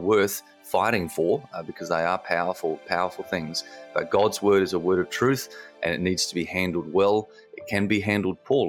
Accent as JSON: {"language": "English", "country": "Australia", "said": "as the Aussie in the room"}